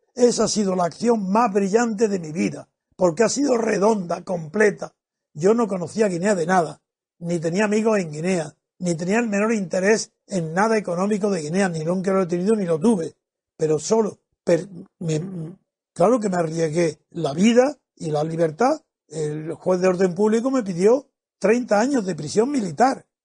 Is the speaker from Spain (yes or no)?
yes; Spain; also born or lived in Madrid; El problema mío como español